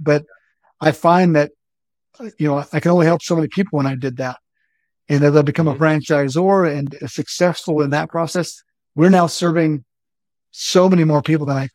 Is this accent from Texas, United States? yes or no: yes; Odessa, Texas, United States; moved away as an adult; also born or lived in McAllen, Texas; I graduated from Odessa Permian, and my claim to fame is that I graduated with the class of Friday Night Lights, 1989